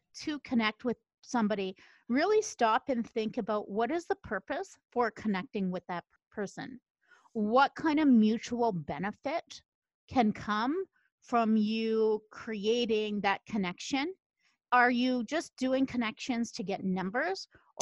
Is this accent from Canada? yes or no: yes; Canada; I'm from Canada